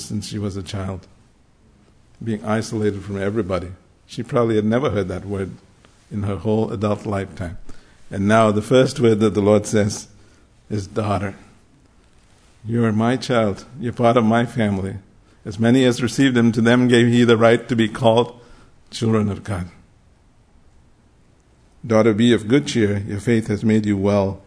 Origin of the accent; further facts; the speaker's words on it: Mumbai, Maharashtra, India; I grew up in Bombay in the late 60s, early 70s as a high school, college and school, we only had the King James